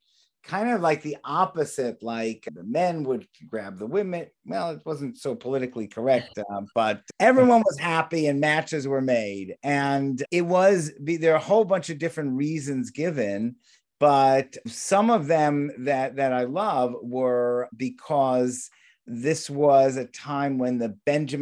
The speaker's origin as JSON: {"language": "English", "region": "California", "country": "United States", "said": "I'm from California"}